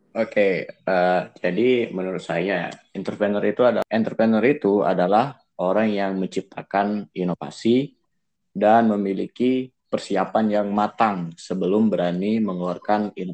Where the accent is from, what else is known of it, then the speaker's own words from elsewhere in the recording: Prabumulih, South Sumatra, Indonesia; Uh, kalau saya sendiri dari Prabu Muli, Provinsi Sumatera Selatan ya.